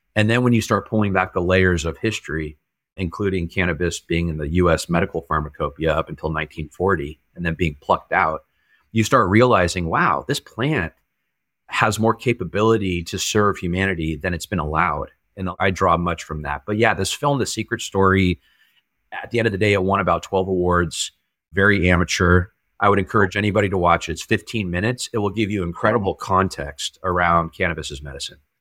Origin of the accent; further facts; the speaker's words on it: El Dorado Hills, California, United States; also born or lived in San Jose, California; up until you know like the age of nine or so i was in san jose and then my family moved up to a suburb of sacramento uh, called el dorado hills